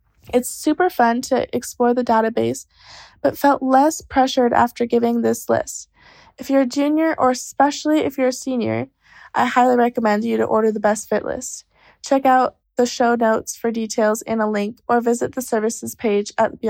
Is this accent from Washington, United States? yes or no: yes; Washington, United States; now in Netherlands; I'm from Washington State and entering my second year of study at HU University in the Netherlands.